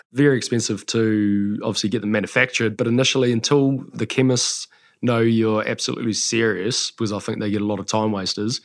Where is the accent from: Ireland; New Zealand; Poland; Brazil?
New Zealand; Taranaki; also born or lived in the islands / Auckland; I was born in Taranaki and then we spent some time over in the islands for a few years, came back to Auckland and then back home